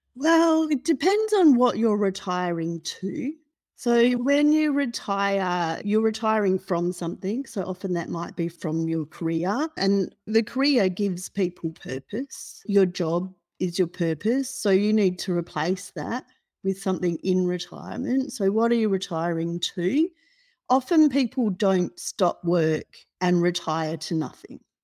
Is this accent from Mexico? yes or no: no; Perth, Western Australia, Australia; moved away as an adult; now in Melbourne, Australia; So, I grew up in Perth, and I completed a degree in Perth